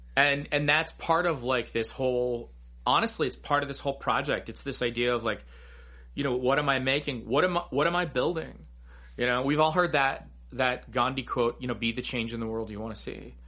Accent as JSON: {"language": "English", "country": "United States", "tie": "born or raised there", "said": "growing up in America"}